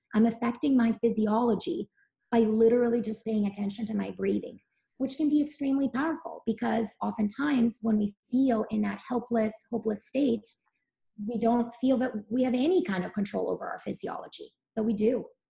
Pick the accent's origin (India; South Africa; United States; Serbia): Serbia; Belgrade; moved away; I grew up in Serbia really was um, there were farmers farmers markets every day in um, Belgrade where I lived